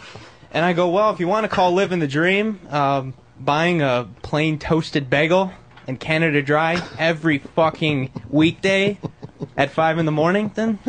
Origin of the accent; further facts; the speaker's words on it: Michigan, United States; moved away as an adult; now in New York City, United States; I'm from Michigan. Yes, I am. And so this is my first time in the big city.